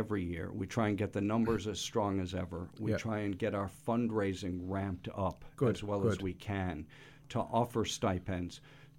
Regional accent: New York, United States; now in Toronto, Canada; I grew up growing up in the Bronx in the 70s.

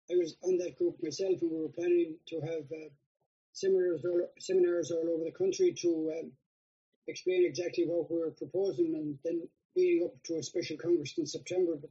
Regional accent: Mayo, Connacht, Ireland; I'm from Mayo.

